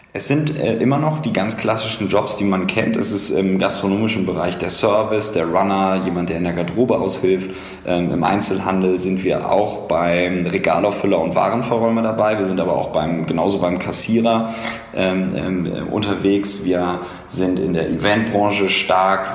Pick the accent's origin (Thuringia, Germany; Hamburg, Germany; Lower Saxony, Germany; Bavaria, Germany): Hamburg, Germany; moved away as an adult; also born or lived in Passau / Cologne; now in Berlin, Germany; ich komme ursprünglich aus Hamburg